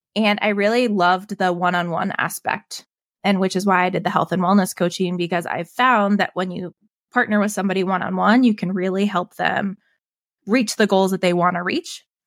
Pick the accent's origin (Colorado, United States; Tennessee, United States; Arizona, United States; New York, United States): Colorado, United States; Evergreen; I grew up in Evergreen